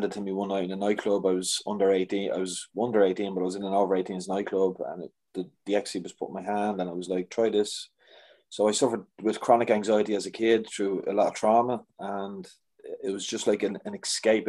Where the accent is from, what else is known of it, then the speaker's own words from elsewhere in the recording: Dublin, Leinster, Ireland; now in Meath, Ireland; I live in Meath, but I'm from Dublin.